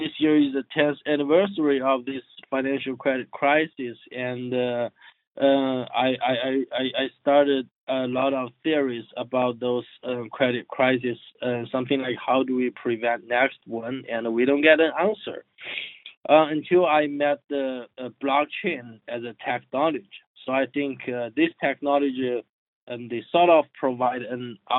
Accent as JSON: {"language": "English", "country": "China", "moved": "as an adult", "said": "I dropped my PhD study at the third year, and I returned my home country as a serial entrepreneur. So the area I was working in is in fintech. Yeah, at that time it was called the internet finance or something. So like my company was doing providing the software as a services for all those micro lending platforms in China"}